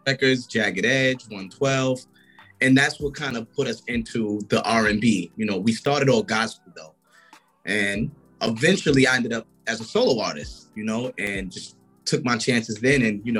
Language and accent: English; New York City, New York, United States; I'm from New York City, Brooklyn, to be exact. I grew up singing with my family in a church, pretty much just being in a choir, a tenor, just the whole gospel background.